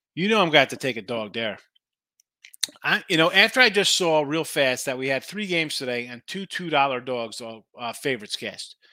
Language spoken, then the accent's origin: English; New Jersey, United States; moved away; I'm from Jersey